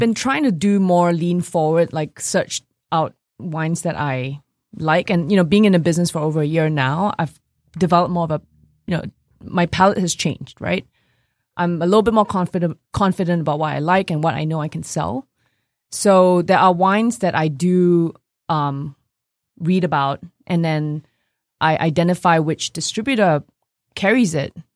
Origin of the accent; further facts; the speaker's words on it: Singapore; also born or lived in New York, United States; now in Detroit, United States; when I grew up in Singapore